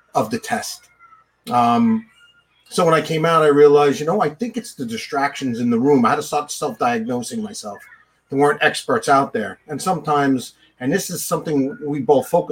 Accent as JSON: {"language": "English", "town": "Bethpage", "region": "New York", "country": "United States", "tie": "born or raised there", "said": "I grew up in Bethpage"}